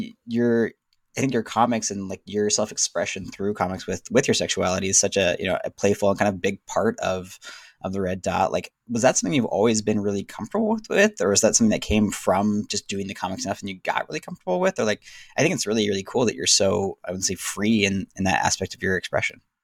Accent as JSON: {"language": "English", "region": "Southern California", "country": "United States", "tie": "born or raised there", "moved": "as an adult", "said": "I grew up in Southern California"}